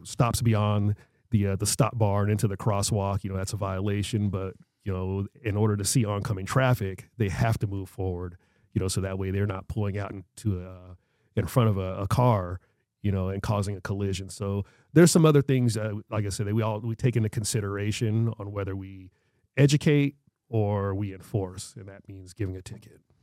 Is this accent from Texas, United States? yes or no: no; Marana, Arizona, United States; I grew up on Ryer Avenue, which is right there in what I call old old Marana, northern Marana